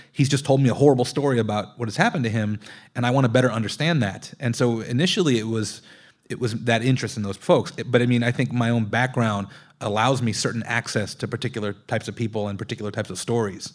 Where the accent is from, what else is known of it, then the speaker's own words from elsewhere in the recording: Long Beach, California, United States; also born or lived in South Texas; Growing up in Long Beach